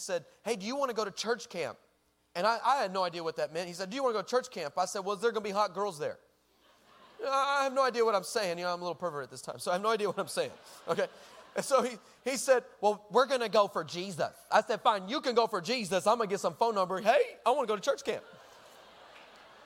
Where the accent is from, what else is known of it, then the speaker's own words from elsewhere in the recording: El Paso, Texas, United States; moved away; I'm originally from El Paso, Texas